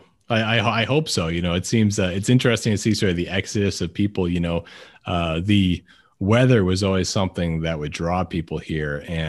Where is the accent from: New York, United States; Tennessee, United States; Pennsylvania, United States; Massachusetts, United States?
Massachusetts, United States; Weymouth; moved away; I'm actually from Boston originally.